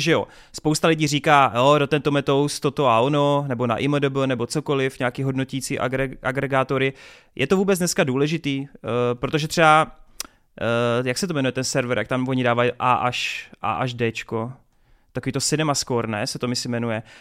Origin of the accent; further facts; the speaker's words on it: Brno, South Moravian Region, Czechia; jsem z Brna